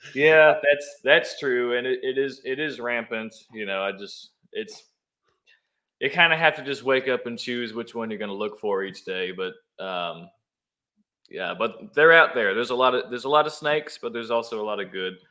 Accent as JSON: {"language": "English", "town": "Newburgh", "region": "New York", "country": "United States", "tie": "born or raised there", "also_born_or_lived": "Washingtonville, New York", "moved": "as an adult", "lives_now": "Nashville, United States", "said": "I was born in Newburgh, went to high school in Washingtonville. I spent the first 20 years of my life uh, growing up in the Hudson Valley"}